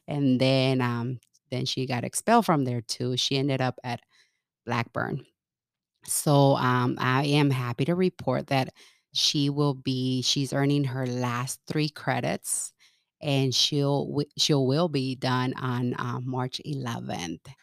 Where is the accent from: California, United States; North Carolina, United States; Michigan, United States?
California, United States; moved away as an adult; also born or lived in Mexico / Kansas; now in Omaha, United States; I grew up in California